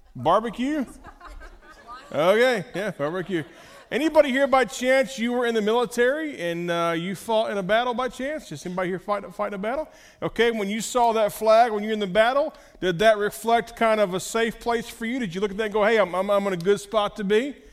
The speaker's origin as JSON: {"language": "English", "country": "United States", "said": "As an American"}